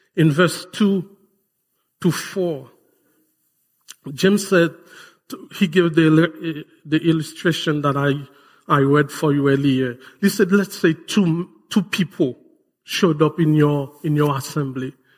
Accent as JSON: {"language": "English", "country": "Haiti", "tie": "born or raised there", "moved": "yes", "said": "my home country"}